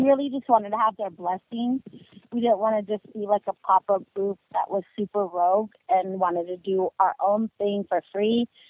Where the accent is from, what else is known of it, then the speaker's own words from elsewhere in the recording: the Bay Area, California, United States; moved away; we're from the Bay